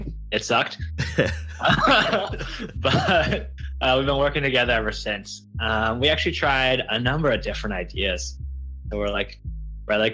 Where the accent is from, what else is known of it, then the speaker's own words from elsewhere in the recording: Buffalo, New York, United States; I grew up in Buffalo, New York